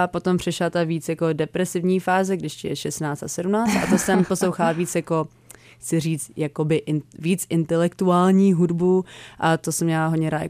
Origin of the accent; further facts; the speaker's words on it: United States; born there; takže tím, že jsem se narodila v Americe